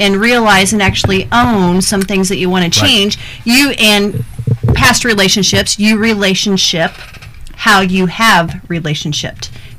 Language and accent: English; Denison, Iowa, United States; So I'm from Iowa.